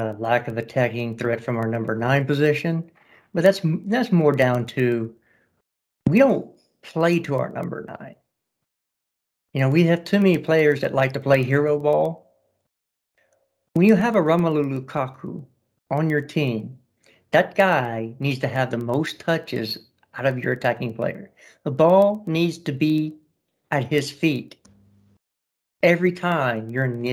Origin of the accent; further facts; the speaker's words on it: United States; I'm just an American.